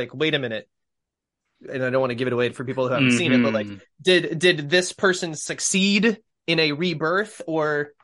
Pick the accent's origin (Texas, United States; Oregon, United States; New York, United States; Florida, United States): Florida, United States; growing up in Florida